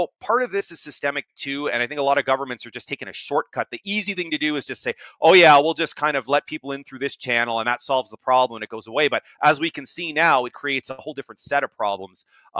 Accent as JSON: {"language": "English", "country": "Canada", "tie": "born there", "said": "I, in my own town, sometimes I feel like there's no one like me, even though I was born in Canada."}